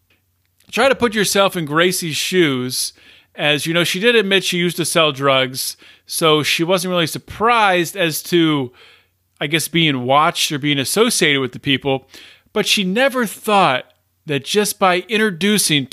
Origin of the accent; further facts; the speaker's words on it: Pennsylvania, United States; Pennsylvania right here, my home state